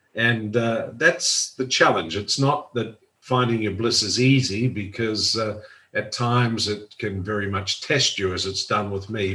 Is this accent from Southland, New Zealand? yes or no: no; Auckland, New Zealand; moved away; loved the freedom of, of growing up uh, in Auckland